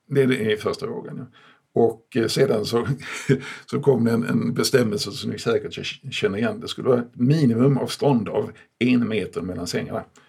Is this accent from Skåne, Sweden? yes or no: yes; Malmö, Skåne, Sweden; hemma i Malmö, som är min barndomsstad